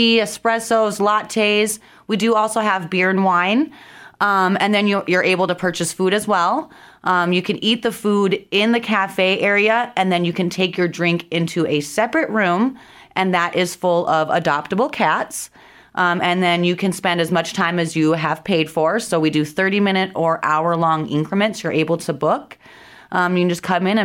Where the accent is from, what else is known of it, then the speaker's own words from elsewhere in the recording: Minnesota, United States; moved away as an adult; now in South Dakota, United States; originally I'm actually from Minnesota, born and raised there, but I've been in South Dakota for about 10 years